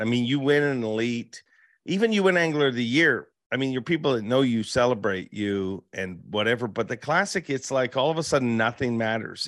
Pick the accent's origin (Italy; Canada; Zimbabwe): Canada; I'm from Canada